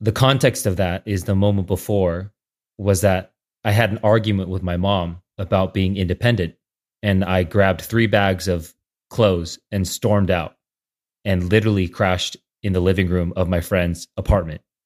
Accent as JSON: {"language": "English", "town": "San Jose", "region": "California", "country": "United States", "tie": "born or raised there", "also_born_or_lived": "Saratoga, California", "lives_now": "San Francisco, United States", "said": "I grew up in the Bay Area, in San Jose and Saratoga"}